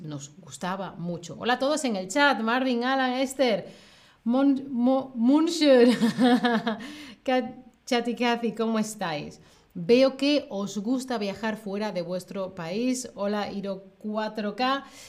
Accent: Seville, Andalusia, Spain; soy de España, de Sevilla, en el sur de España.

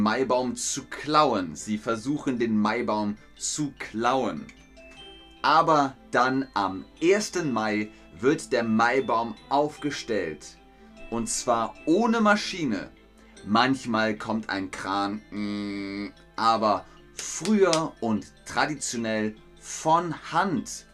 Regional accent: Bavaria, Germany; in Bayern, wo ich herkomme

